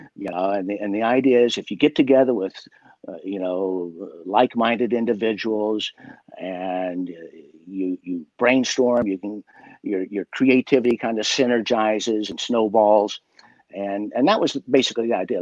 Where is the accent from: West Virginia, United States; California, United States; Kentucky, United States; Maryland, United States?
West Virginia, United States; growing up in West Virginia